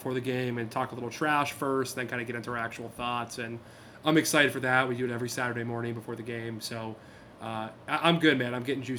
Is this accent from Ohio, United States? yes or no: no; Pittsburgh, Pennsylvania, United States; also born or lived in Manhattan / Argentina; now in Columbus, United States; I grew up in Pennsylvania.